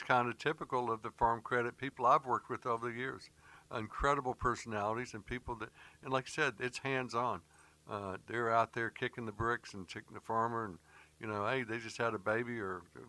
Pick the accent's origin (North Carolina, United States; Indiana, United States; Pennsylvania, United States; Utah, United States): North Carolina, United States; Charlotte; moved away as an adult; also born or lived in New York City; I grew up in Charlotte. I lived in New York City for 10 years in the 70s and the 80s, early 80s. And, went back to Charlotte, and my mother's family's from here.